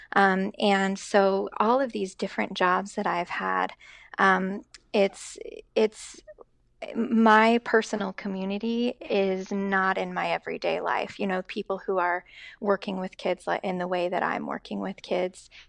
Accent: Boise, Idaho, United States; moved away as an adult; also born or lived in Seattle / Boston; now in West Lafayette, United States; born and raised in Boise, Idaho

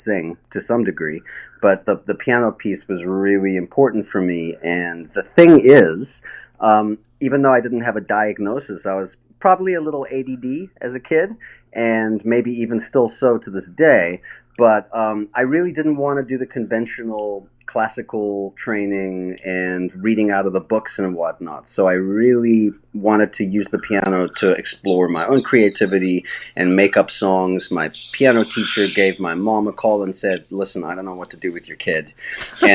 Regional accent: Johannesburg, Gauteng, South Africa; moved away; also born or lived in Brooklyn; I actually grew up in Johannesburg, South Africa.

